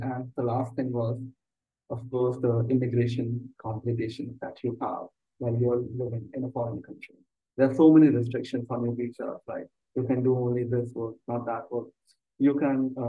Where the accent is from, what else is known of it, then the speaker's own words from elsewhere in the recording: Uttar Pradesh, India; also born or lived in United States / United Kingdom; I'm mainly from Uttar Pradesh, India